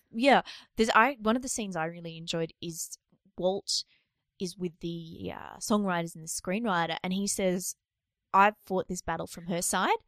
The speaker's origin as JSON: {"language": "English", "country": "Australia", "said": "it's really embarrassing to be Australian"}